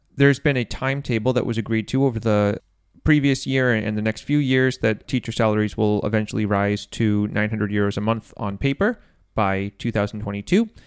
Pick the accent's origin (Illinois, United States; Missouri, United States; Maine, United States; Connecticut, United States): Maine, United States; moved away; from my hometown